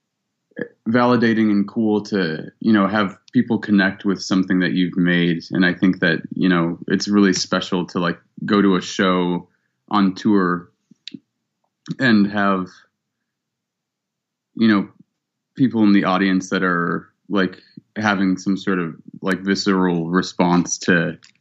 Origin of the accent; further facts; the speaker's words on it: Cleveland, Ohio, United States; also born or lived in Columbus, Ohio; I was born in Columbus and I grew up in Cleveland